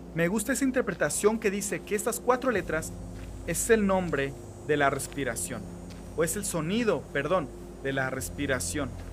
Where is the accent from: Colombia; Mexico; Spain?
Mexico; now in Mexico City, Mexico; Vivo en la Ciudad de México